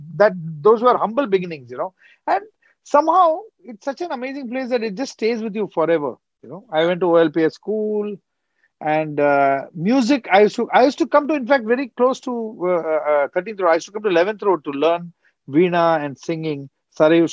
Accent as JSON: {"language": "English", "town": "Mumbai", "region": "Maharashtra", "country": "India", "tie": "born or raised there", "said": "Born in a small suburb in Mumbai called Chembur"}